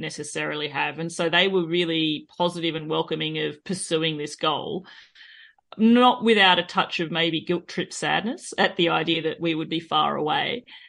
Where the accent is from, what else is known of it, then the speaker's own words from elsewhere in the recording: Australia; accent: Australian; moved away as an adult; now in France; both my husband and myself were born and raised in Australia